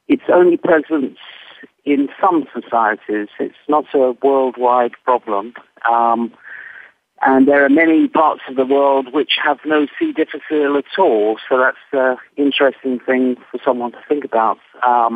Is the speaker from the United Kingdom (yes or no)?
yes; England, United Kingdom; moved away as an adult; also born or lived in United States; I'm speaking as an Englishman who spent 10 years in America